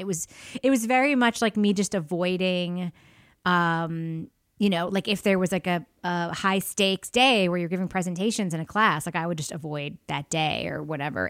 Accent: Freeport, New York, United States; I grew up in Freeport, Long Island, Nassau County

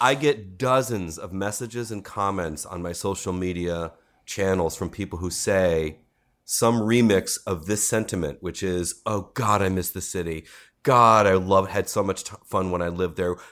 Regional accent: Cleveland, Ohio, United States; now in New York City, United States; I went back home to my hometown of Cleveland

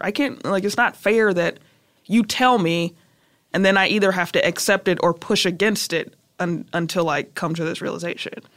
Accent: Chicago, Illinois, United States; also born or lived in South Holland, Illinois; I'm from Chicago. We used to live on Kedzie and Madison on the west side, and then I went to school on the hundred

